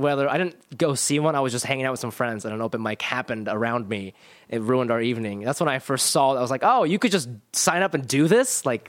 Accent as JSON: {"language": "English", "town": "Columbus", "region": "Ohio", "country": "United States", "said": "Columbus, Ohio."}